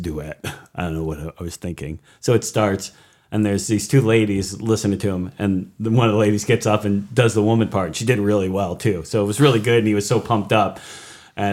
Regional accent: Hudson, United States

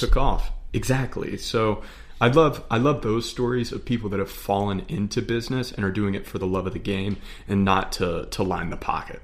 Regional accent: Charlotte, North Carolina, United States; We're, we're from the Charlotte area

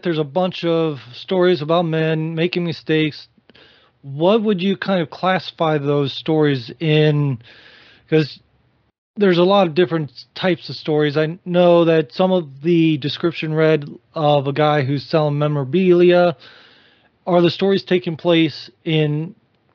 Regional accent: Midwest, United States; growing up in the Midwest like I did

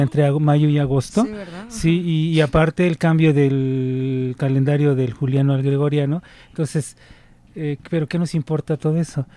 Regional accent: Mexico; born or raised there

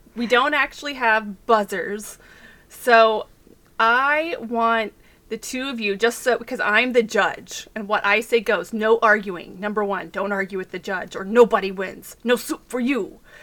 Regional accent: Texas, United States; accent: Texas; I can barely do a for real Texas accent

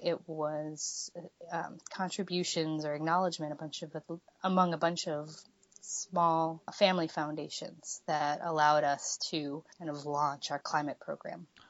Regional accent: Michigan, United States; I'm uh, born and raised in Michigan

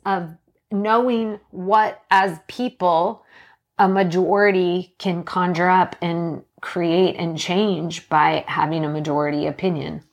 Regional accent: Canada; now in Washington, United States; I was born in Canada

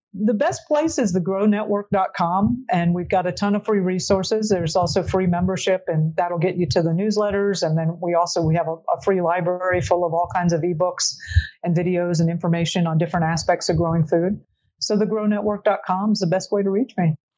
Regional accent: South Florida, United States; I grew up in Florida

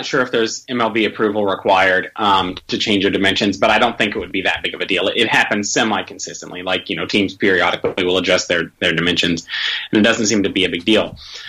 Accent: Indiana, United States; moved away as an adult; now in Kentucky, United States; I'm from Indiana. I live in Kentucky.

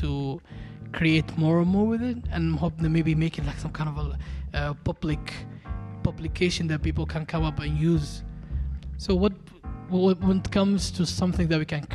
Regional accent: Hargeisa, Somaliland, Somalia; growing up in Hargeisa

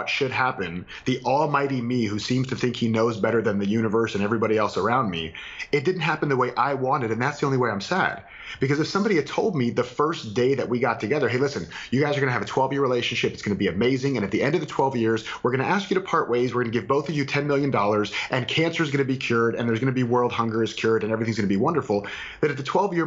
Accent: Florida, United States; I'm from Florida

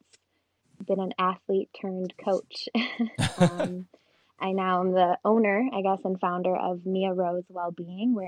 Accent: Kalamazoo, Michigan, United States; I'm from Kalamazoo, Michigan

